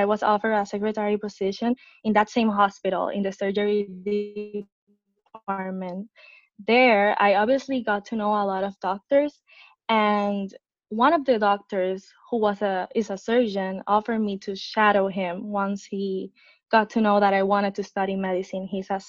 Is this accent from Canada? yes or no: no; San Juan, Puerto Rico; I was born and raised in San Juan, Puerto Rico